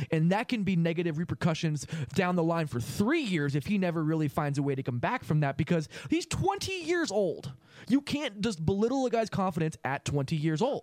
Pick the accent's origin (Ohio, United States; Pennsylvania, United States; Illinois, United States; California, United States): California, United States; Los Angeles; I grew up in Los Angeles watching Kobe Bryant